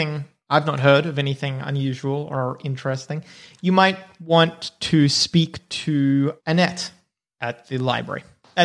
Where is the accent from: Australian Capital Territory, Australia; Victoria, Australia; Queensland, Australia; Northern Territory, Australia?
Northern Territory, Australia; But I grew up in the Northern Territory, not New South Wales.